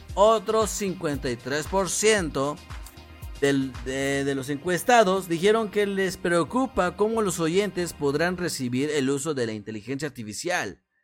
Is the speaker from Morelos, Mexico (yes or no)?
yes; Morelos, Mexico; yo no soy de la capital de México, yo no soy de la capital, yo soy del estado de Morelos